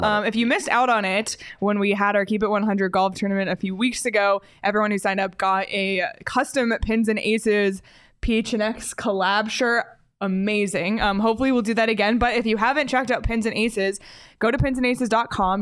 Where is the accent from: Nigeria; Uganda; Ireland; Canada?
Canada; I grew up in Canada